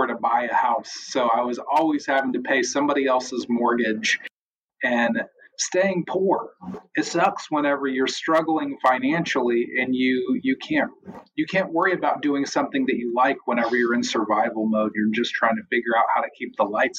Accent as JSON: {"language": "English", "country": "United States", "also_born_or_lived": "Missouri", "said": "I'm an American."}